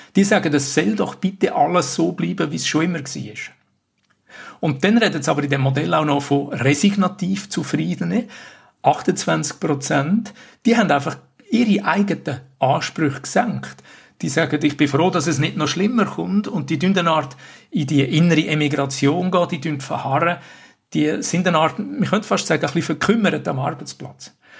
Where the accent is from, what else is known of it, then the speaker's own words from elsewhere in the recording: Switzerland; bei uns in der Schweiz